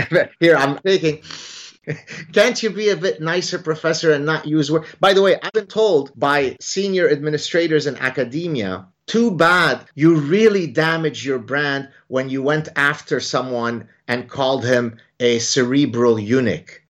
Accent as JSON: {"language": "English", "country": "Lebanon", "tie": "born or raised there", "moved": "yes", "lives_now": "Montreal, Canada", "said": "the background that I grew up in Lebanon"}